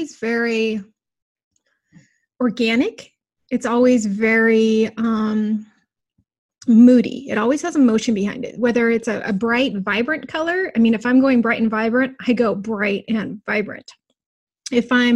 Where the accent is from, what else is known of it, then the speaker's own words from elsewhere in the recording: Fairbanks, Alaska, United States; I grew up in Fairbanks. So Fairbanks, Alaska is this tiny little